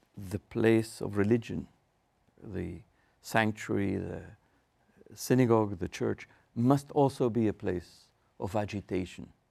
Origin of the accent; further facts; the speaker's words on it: Argentina; moved away as an adult; I grew up in Argentina in Marshalls Congregation